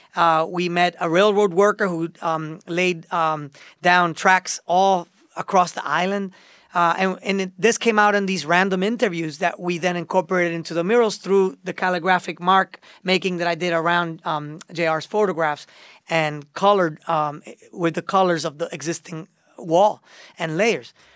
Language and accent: English; Miami, Florida, United States; moved away as an adult; also born or lived in Puerto Rico / New York, United States; it took me to Miami, to, uh, my hometown. I, I grew up, uh, in, in, in that era